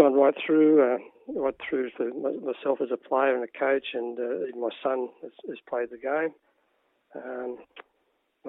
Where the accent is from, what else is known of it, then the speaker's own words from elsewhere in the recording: Tarrawanna, New South Wales, Australia; I grew up in Tarawana